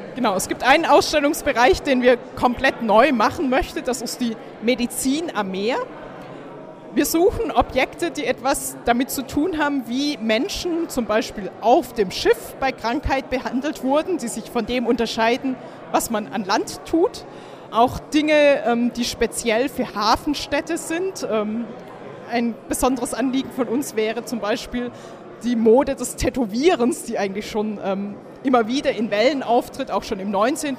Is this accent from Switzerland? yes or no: no; Swabia, Germany; moved away as an adult; now in Kiel, Germany; ich komme aus Schwaben